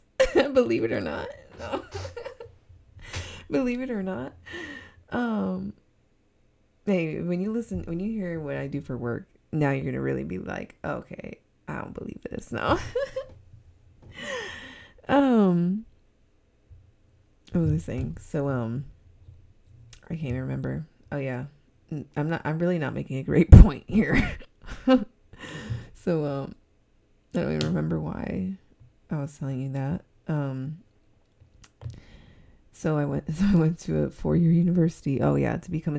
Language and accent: English; Southern California, United States; accent: SoCal; I'm from SoCal. And I think it's very obvious that I'm from SoCal from my voice.